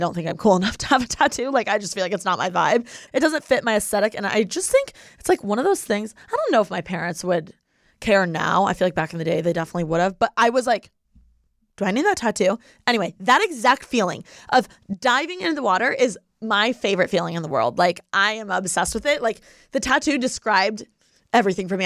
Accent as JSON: {"language": "English", "region": "Indiana", "country": "United States", "tie": "born or raised there", "said": "if I were in Indiana, like my hometown"}